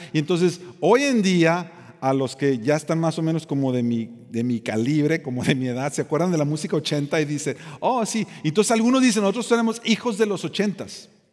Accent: Mexico; yo soy de México

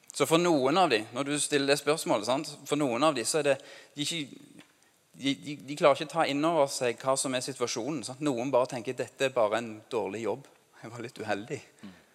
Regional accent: Norway; norsk som meg

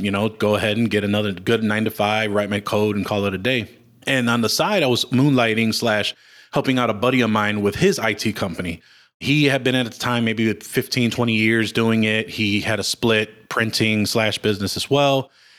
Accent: Chicago, Illinois, United States; So, you know, I was born and raised in Chicago. Humboldt Park is the neighborhood that I grew up in. At the time, it was probably one of the three worst neighborhoods in Chicago.

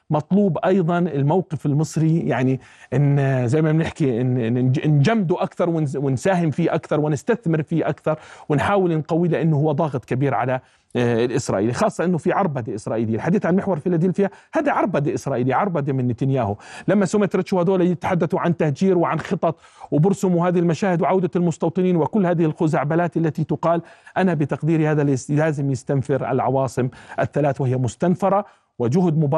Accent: Palestine; بيننا نحن كفلسطينيين والاسرائيلي

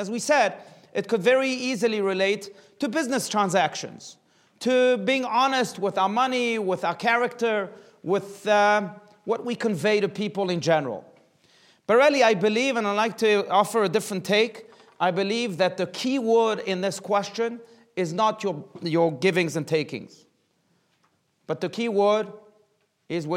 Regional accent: South Africa; now in United States; growing up in South Africa, there was a very massive advertisement campaign

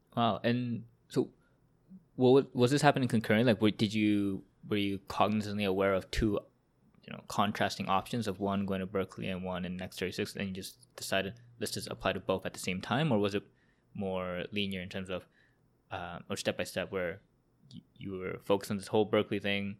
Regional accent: Vancouver, British Columbia, Canada; now in Toronto, Canada; I'm from Vancouver and Sagar here is also from Vancouver and we also went to same high school

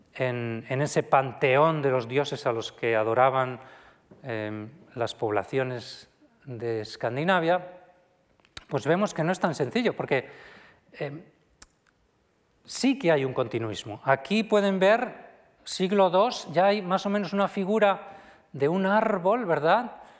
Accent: Viana de Cega, Castile and León, Spain; mi pueblo, de Viana de Cega

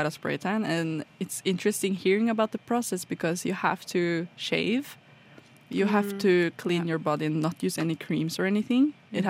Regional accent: Trondheim, Trøndelag, Norway; Well, I'm from Trondheim, so it's kind of just a little smaller than Oslo, but it's still kind of a city in that regard.

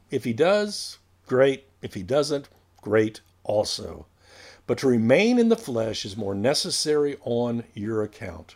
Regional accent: United States; we were raised in America

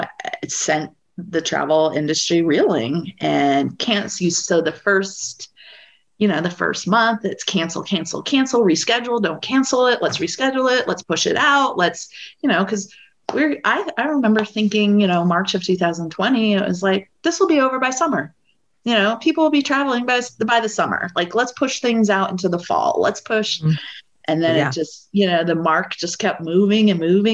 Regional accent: Colorado, United States; moved away as an adult; now in Washington, DC, United States; I'm originally from the West. I'm from Colorado. I moved out to DC

